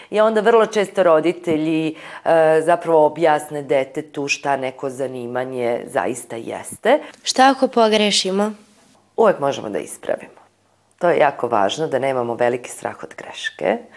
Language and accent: Croatian; Novi Sad, Vojvodina, Serbia; Mnoge škole kod nas u Novom Sadu